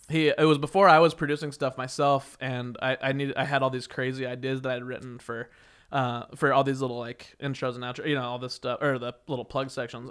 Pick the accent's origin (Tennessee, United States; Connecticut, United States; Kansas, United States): Kansas, United States; Wichita; moved away; when I was growing up in, in my hometown, Wichita, Kansas